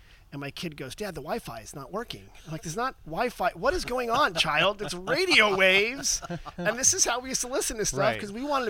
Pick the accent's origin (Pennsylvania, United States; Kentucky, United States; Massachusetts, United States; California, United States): California, United States; San Jose; now in Windsor, United States; I grew up in San Jose, Pani Jose.